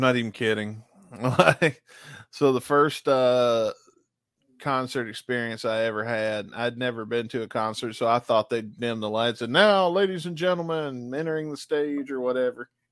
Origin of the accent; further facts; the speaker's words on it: Booneville, Mississippi, United States; I'm technically from Booneville, Mississippi